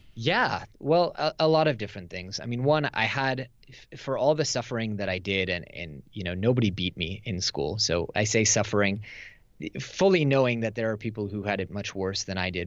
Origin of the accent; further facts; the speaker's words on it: Silicon Valley, California, United States; moved away as an adult; now in Tel Aviv, Israel; I grew up in Silicon Valley. I live in Israel with my wife, uh, in Tel Aviv